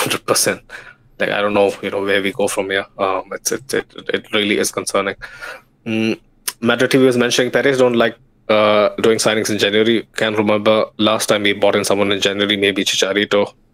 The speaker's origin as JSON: {"language": "English", "region": "Kerala", "country": "India", "first_language": "Malayalam", "second_language": "English", "said": "Savola in my mother tongue, Malayalam. I think, you know, like Kerala has a lot of Portuguese influence, and I see where it comes from."}